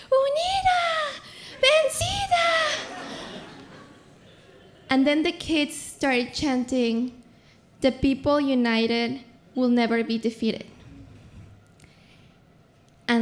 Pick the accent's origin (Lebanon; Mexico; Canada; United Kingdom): Mexico; Mexico City; moved away; also born or lived in Los Angeles; I come from Mexico City